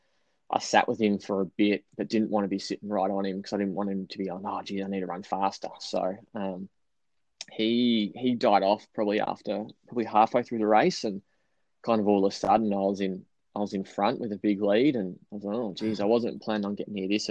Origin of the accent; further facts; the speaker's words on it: Bendigo, Victoria, Australia; growing up in Bendigo here